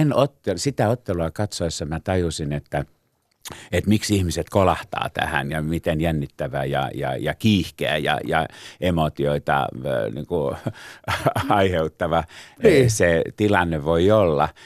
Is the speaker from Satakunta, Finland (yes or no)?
yes; Pori, Satakunta, Finland; moved away; niin mä olen Porista kotoisin